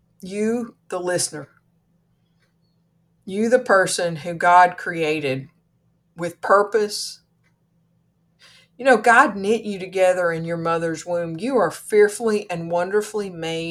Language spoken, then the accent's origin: English; Kentucky, United States; I'm from Kentucky